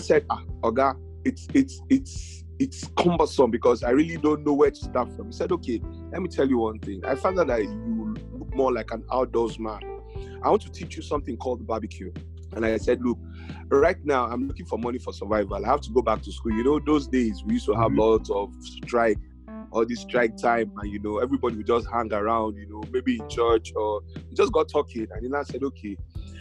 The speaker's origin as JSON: {"language": "English", "region": "Lagos", "country": "Nigeria", "tie": "born or raised there", "also_born_or_lived": "Akwa Ibom / Calabar, Cross River", "moved": "as an adult", "said": "I grew up in Lagos"}